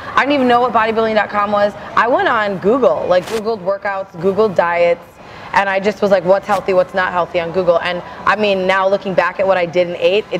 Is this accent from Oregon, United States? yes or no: no; Arlington, Minnesota, United States; also born or lived in Richfield, Minnesota; I grew up in a really small town called Arlington, Minnesota.